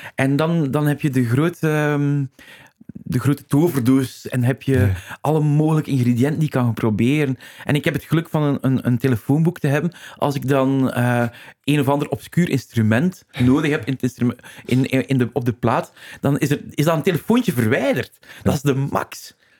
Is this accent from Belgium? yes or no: yes; Flanders, Belgium; we zijn waarschijnlijk typische eh, Vlaming